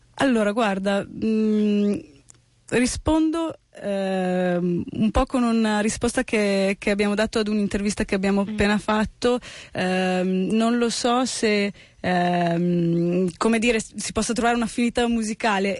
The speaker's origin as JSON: {"language": "Italian", "country": "Italy", "tie": "born or raised there", "also_born_or_lived": "United States", "first_language": "Italian", "said": "io sono italiana, sono, sono italo-americana, nel senso che sono nata negli Stati Uniti, eh, venuta in Italia che avevo 5 anni, per cui la mia ormai madrelingua ormai è l'italiano"}